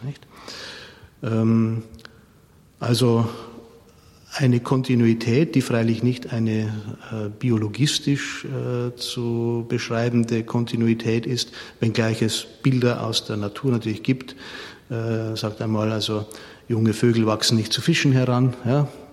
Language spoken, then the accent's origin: German; Munich, Bavaria, Germany; moved away as an adult; now in Regensburg, Germany; Ich bin ja ein Münchner